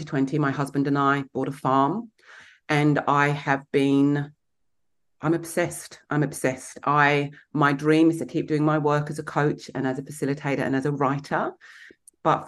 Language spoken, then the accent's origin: English; Kent, South East England, United Kingdom; moved away; also born or lived in London; I grew up in Kent in England